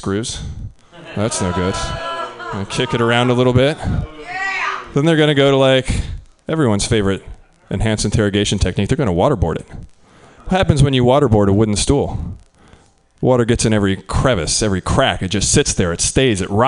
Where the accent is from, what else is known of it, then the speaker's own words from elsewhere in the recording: Midwest, United States; I'm from the Midwest